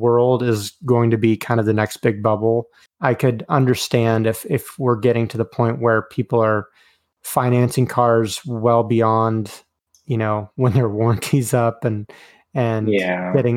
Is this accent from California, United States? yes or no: no; Oklahoma, United States; Growing up in Oklahoma